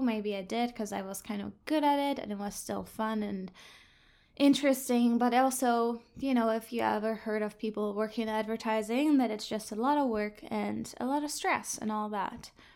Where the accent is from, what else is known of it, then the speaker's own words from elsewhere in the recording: Hamburg, Germany; moved away as an adult; now in Vancouver Island, Canada; I'm originally from Germany, Hamburg, that's northern Germany.